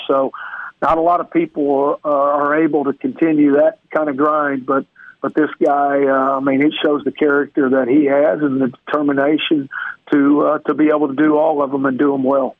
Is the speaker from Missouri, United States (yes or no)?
yes; Neosho, Missouri, United States; moved away; I'm from a little town called Neosho